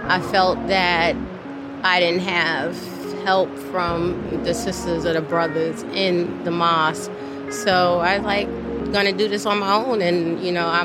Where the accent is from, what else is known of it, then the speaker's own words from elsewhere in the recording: New York, United States; I was raised in New York.